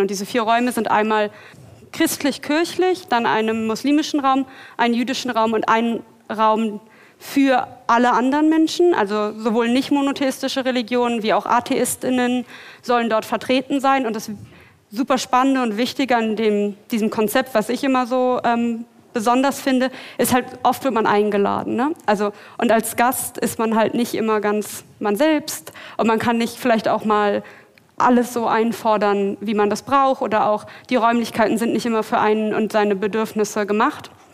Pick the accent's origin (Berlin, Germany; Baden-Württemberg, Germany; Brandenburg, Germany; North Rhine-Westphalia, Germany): Berlin, Germany; ich komme aus Berlin